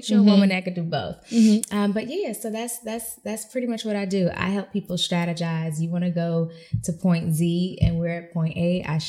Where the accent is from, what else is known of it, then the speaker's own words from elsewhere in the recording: Sarasota, Florida, United States; Listen, Sarasota, Florida.